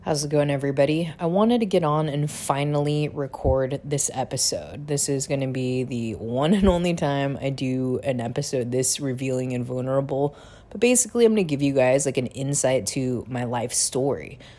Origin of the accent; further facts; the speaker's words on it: Seattle, Washington, United States; moved away as an adult; also born or lived in Busan, South Korea / San Francisco; I was adopted to a family in Seattle, Washington